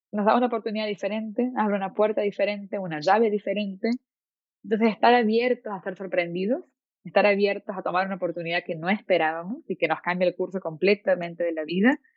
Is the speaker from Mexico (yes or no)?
no; Venezuela; born there; Yo nací en Venezuela